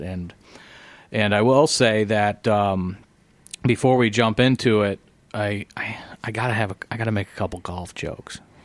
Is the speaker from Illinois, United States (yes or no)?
yes; Illinois side, United States; growing up on the Illinois side, um, I mean, I grew up near Clinton Hills